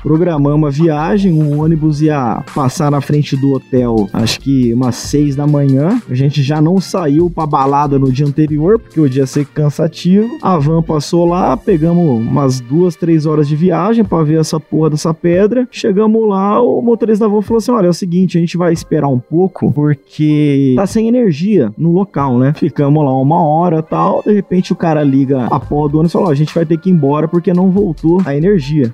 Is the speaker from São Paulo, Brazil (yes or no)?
yes; Bauru, São Paulo, Brazil; sou de São Paulo, interior de São Paulo, Bauru.